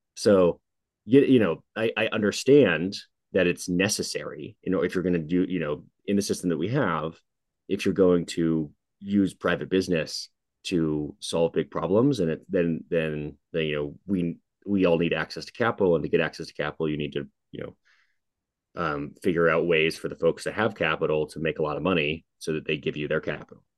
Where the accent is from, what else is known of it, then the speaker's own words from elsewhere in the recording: Seattle, Washington, United States; I grew up in Seattle